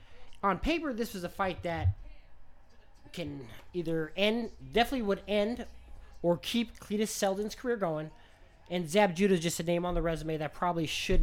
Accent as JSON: {"language": "English", "town": "Las Vegas", "region": "Nevada", "country": "United States", "said": "I'm from Vegas."}